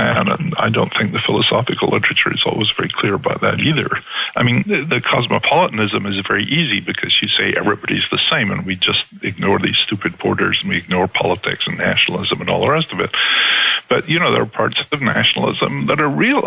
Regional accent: Scotland, United Kingdom; now in United States; I grew up in Scotland

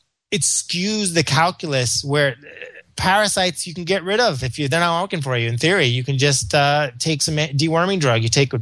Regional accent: Memphis, Tennessee, United States; So growing up in Memphis, it may have been worms.

